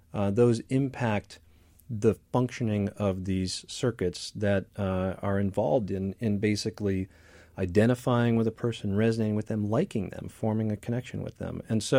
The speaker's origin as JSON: {"language": "English", "region": "Midwest", "country": "United States", "tie": "born or raised there", "said": "the idea that I grew up in the Midwest too."}